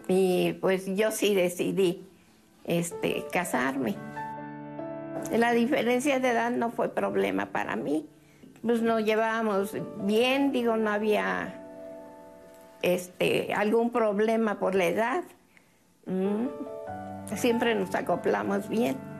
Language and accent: Spanish; Poza Rica, Veracruz, Mexico; yo soy de Poza Rica. Y ahí en Poza Rica hay un lugar que se llama El Hoyo 19, que a donde cuando yo estaba joven, ahí íbamos a bailar